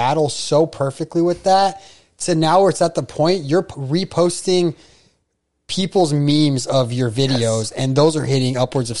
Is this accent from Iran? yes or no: yes; Iran; I'm from Iran.